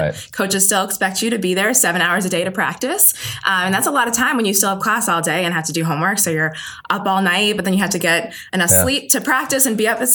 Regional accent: Waltham, Massachusetts, United States; also born or lived in Boston / Quincy / Connecticut; I was born here in Boston, grew up in Waltham, spent my entire life there, and currently now live in Quincy

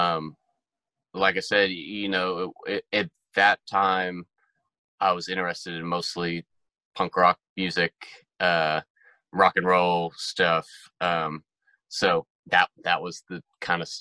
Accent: Pittsburgh, Pennsylvania, United States; moved away as an adult; also born or lived in Tempe, Arizona; now in Nashville, United States; I grew up in Pittsburgh, Pennsylvania

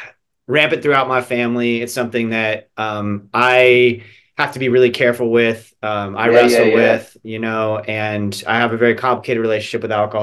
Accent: Central Florida, United States; also born or lived in Elizabethtown, Kentucky; Small town Kentucky, you know, like, sure. I was born there because there wasn't a hospital in the town that we lived in. And then I grew up in Central Florida, so. You know, it's interesting to me because I'm curious about what it was like growing up Jewish in the South, because I grew up Baptist in the South

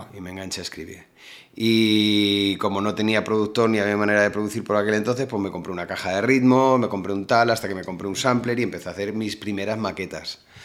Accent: Móstoles, Community of Madrid, Spain; moved away as an adult; also born or lived in Alicante; now in Málaga, Spain; Yo toda la vida he estado en Madrid

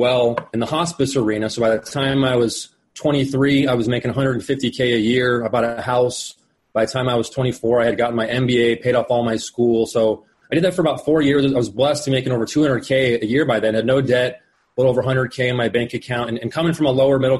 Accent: Phoenix, Arizona, United States; also born or lived in Colorado; I was born and raised here in Phoenix, Arizona

